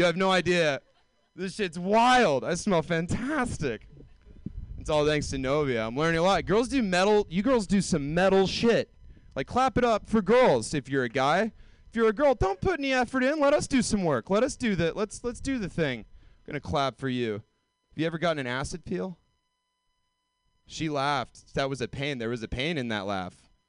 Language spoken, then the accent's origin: English; Georgia, United States; Like, I moved here from Georgia, deep south. It never happened to me.